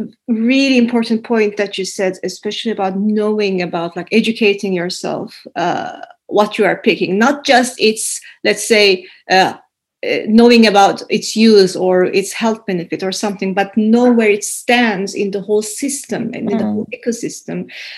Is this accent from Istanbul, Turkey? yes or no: yes; Istanbul, Turkey; English is a second language; now in Helsinki, Finland; when I came to Finland from Istanbul to Helsinki